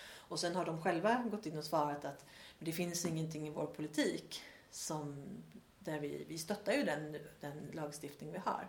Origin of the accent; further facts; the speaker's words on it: Sweden; moved away as an adult; also born or lived in Australia; här är det tydligt att jag är svensk